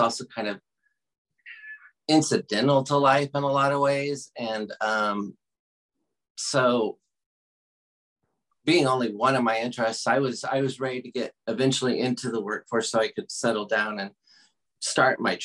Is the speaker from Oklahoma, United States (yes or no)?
yes; Oklahoma, United States; moved away as an adult; now in Lawrence, Kansas, United States; I grew up in Oklahoma. I spent 20 years in Oklahoma